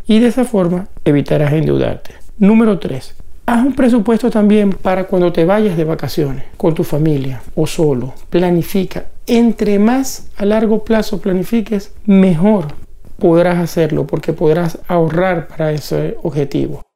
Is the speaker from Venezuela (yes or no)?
yes; Venezuela; Venezuela, es el país de donde vengo